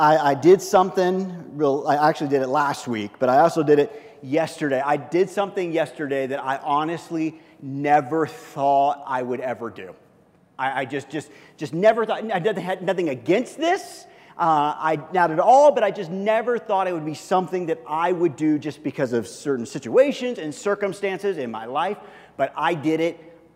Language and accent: English; South Africa; I didn't care if South Africa won, because I'm from South Africa.